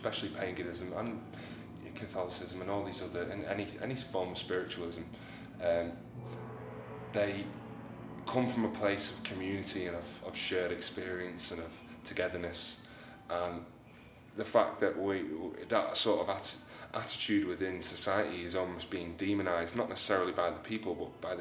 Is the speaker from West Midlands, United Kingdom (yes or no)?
no; Southport, North West England, United Kingdom; moved away as an adult; now in Seaforth, United Kingdom; I'm from Sefton. I'm originally from Southport. I lived there my whole life.